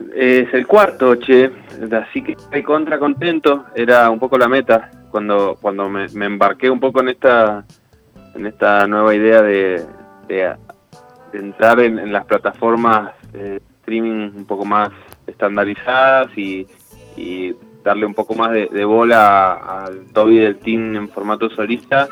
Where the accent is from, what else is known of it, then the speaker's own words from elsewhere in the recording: Buenos Aires, Argentina; Yo que soy de Buenos Aires, transité mucho la estación de Plaza Constitución